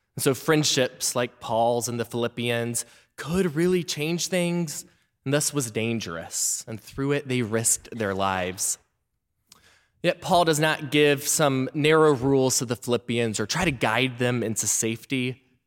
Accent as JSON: {"language": "English", "town": "Memphis", "region": "Tennessee", "country": "United States", "tie": "born or raised there", "moved": "yes", "said": "I was back in my hometown of Memphis, Tennessee"}